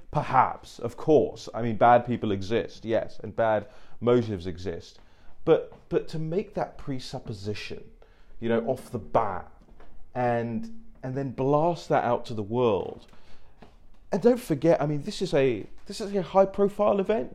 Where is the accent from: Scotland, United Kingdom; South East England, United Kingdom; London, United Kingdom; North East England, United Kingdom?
London, United Kingdom; moved away as an adult; now in United States; I grew up in Uxbridge. I grew up in London